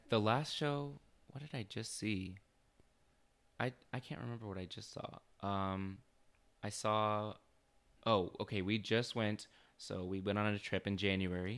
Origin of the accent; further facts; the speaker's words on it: Chandler, Arizona, United States; also born or lived in Ahwatukee, Phoenix, Arizona; I was born and raised in Chandler. Uh, I lived in Awatuki for my whole life, basically